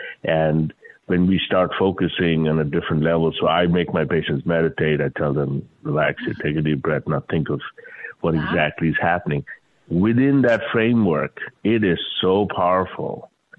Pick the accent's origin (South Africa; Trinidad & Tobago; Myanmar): Myanmar; Mandalay, Mandalay Region; born there; also born or lived in India; So, I was born in Burma, Mandalay, youngest of seven kids. Find myself next in India. My dad had come back to India from Burma for whatever reason.